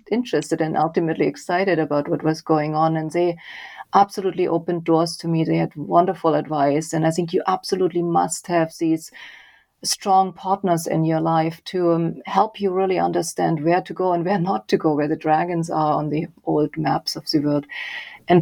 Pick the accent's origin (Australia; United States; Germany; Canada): Germany; Leipzig, Saxony; moved away; I grew up in Germany. I did an engineering degree in Leipzig, my hometown